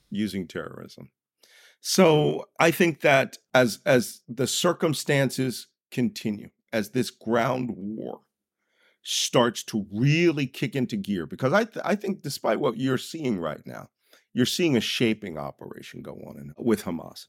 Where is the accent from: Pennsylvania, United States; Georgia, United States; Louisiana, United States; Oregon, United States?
Pennsylvania, United States; Philadelphia; I grew up in Philadelphia